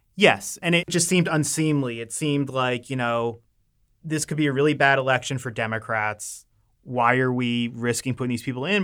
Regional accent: Maryland, United States; I'm from Maryland

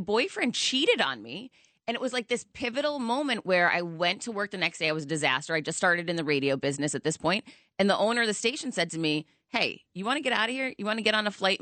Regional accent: Worcester, Massachusetts, United States; now in Miami, United States; Worcester, Massachusetts.

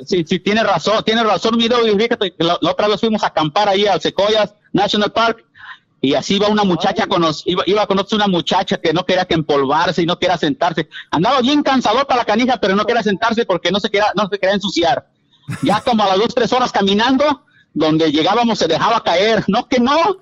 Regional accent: Puebla, Mexico; Yo soy originario de Puebla

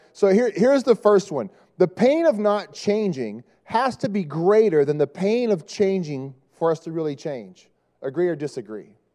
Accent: Dallas, Texas, United States; moved away; I'm from Dallas

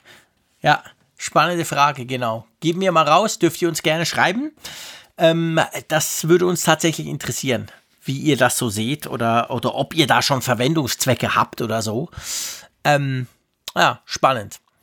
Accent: Switzerland; Bei uns in der Schweiz

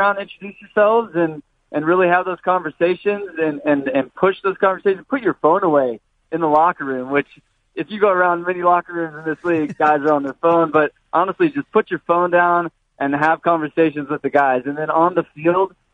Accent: Mission Viejo, California, United States; moved away as an adult; also born or lived in Vancouver; I grew up in Mission Viejo, about an hour south from here.

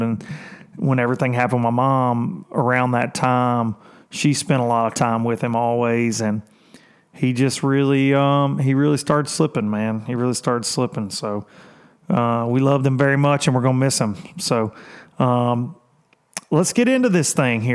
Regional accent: Lawrenceburg, Tennessee, United States; If you ever remember Murray Lawnmowers, that was in my hometown

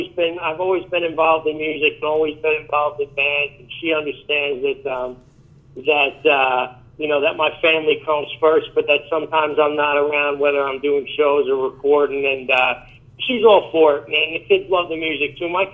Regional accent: New York, United States; Being from New York and being a rocker

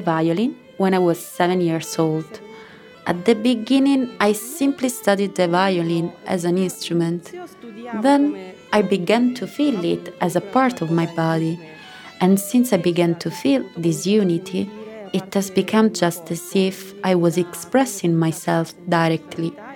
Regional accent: Osaka, Japan; moved away as an adult; now in Cremona, Italy; I come from Osaka, Japan, and I've been living here in Cremona for 12 years.

